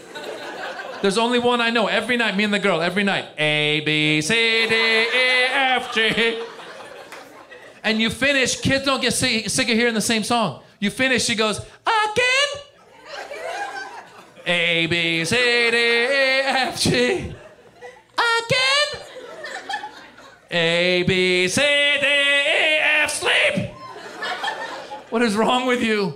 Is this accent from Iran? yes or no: yes; Iran; moved away; I'm originally from Iran